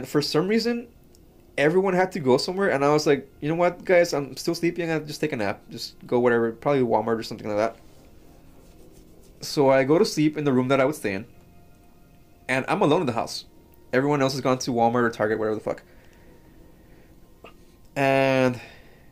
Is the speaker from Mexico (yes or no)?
yes; Mexico; now in United States; I grew up in Mexico